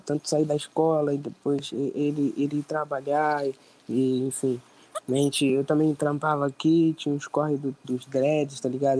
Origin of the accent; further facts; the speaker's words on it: Nova Iguaçu, Rio de Janeiro, Brazil; somos da Baixada Fluminense, tanto eu quanto o …, nascidos e criados aqui, né? na Baixada Fluminense, Nova Iguaçu